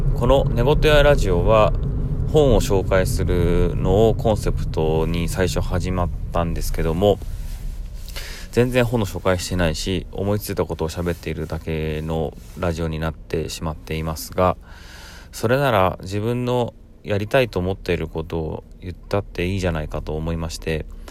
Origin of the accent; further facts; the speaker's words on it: Tagawa, Fukuoka, Japan; これを培ってきたのは間違いなく田川という場所であり